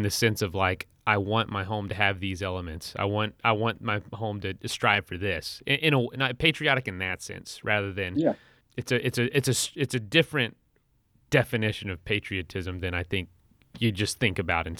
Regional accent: Florida, United States; I'm from Florida

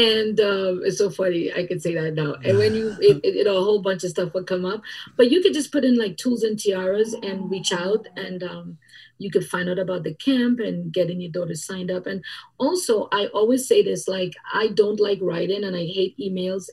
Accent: Trinidad & Tobago; now in United States; The way I grew up in Trinidad and Tobago and the way that we are, it's a little bit different

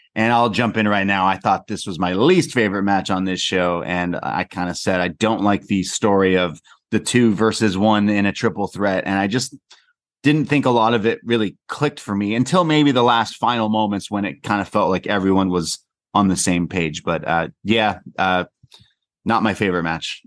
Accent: Canada; I'm just a Canadian lad

